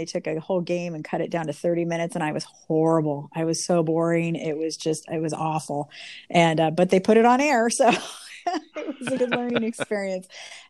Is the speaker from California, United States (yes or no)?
yes; Chico, California, United States; growing up in Chico